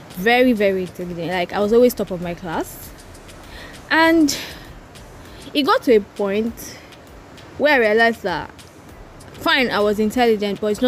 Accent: Port Harcourt, Rivers State, Nigeria; also born or lived in Oyo State / Ile-Ife; I live in River State, Port Harcourt

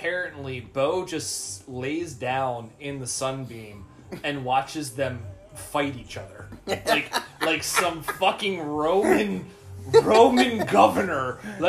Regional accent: United States; I have Irish ancestry. I'm an American.

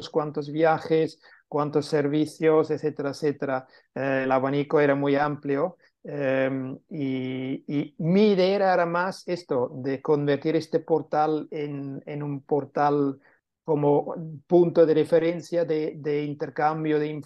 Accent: Catalonia, Spain; si íbamos a vender como catalanes a Madrid, pues no teníamos el mismo éxito como siendo madrileños vendiendo en Madrid

